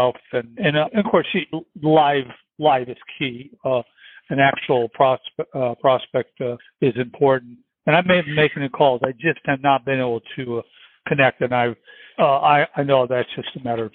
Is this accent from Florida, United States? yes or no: yes; Florida, United States; moved away; I'm from Florida and sold real estate there for 20 years